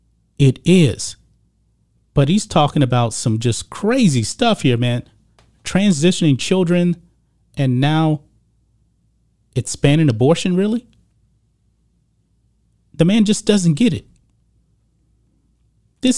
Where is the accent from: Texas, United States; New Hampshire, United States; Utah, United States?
Texas, United States; And as you guys know, I'm a Texan. I'm a born and raised Texan. I've actually spent the majority of my life here in Texas, except for my college years and my military years. I'm a lifelong Texan.